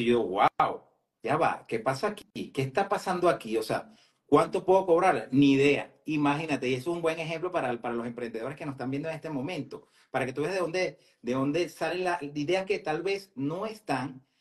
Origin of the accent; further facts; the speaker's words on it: Venezuela; now in Metro Atlanta, United States; soy venezolano